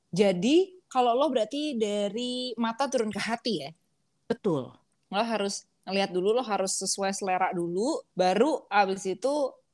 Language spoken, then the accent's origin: Indonesian; Java, Indonesia; permisi gue orang Jawa nih coba kita kita tes